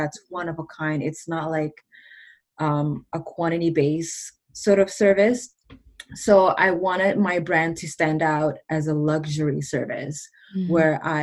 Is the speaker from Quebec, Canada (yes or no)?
no; Mississauga, Ontario, Canada; English is a second language; I am from Mississauga, Ontario, Canada.